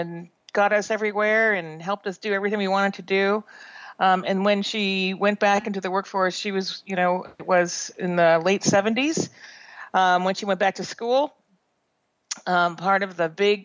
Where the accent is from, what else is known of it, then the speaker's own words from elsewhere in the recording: Boston, Massachusetts, United States; also born or lived in Providence, Rhode Island; now in San Francisco Bay Area, United States; I grew up on the East Coast between Boston area and Providence, Boston until I was in seventh grade, and Providence eighth to 12th grade